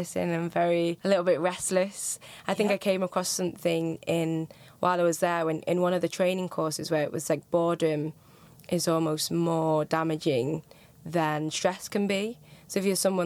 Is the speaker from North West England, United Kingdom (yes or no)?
yes; Manchester, North West England, United Kingdom; accent: Northern; moved away as an adult; now in London, United Kingdom; I'm originally from Manchester, so there's Northern accents